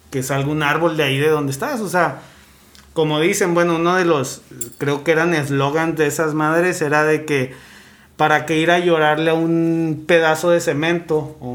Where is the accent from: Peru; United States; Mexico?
Mexico; Monterrey, Nuevo León; Para decir, hey, yo soy de Monterrey